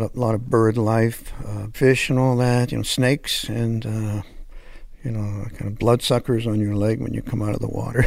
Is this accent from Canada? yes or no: yes; Hamilton, Ontario, Canada; moved away; also born or lived in Los Angeles, United States / Toronto, Canada; I'm French Canadian, but I grew up in Hamilton, which is near Toronto